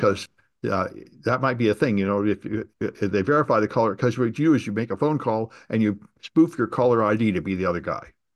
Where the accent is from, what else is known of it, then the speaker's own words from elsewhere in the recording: California, United States; I'm from California